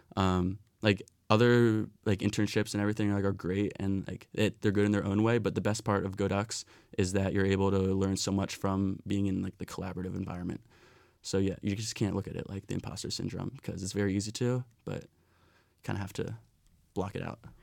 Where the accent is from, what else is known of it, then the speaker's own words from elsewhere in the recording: Philadelphia, Pennsylvania, United States; moved away; I'm from Philadelphia